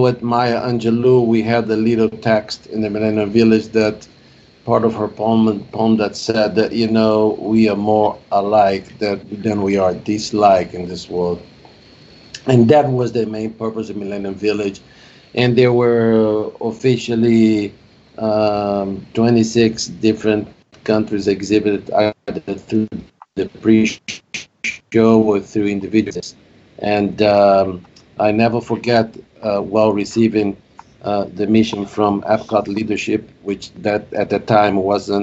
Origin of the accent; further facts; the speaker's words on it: Brazil; now in United States; I'm originally from Brazil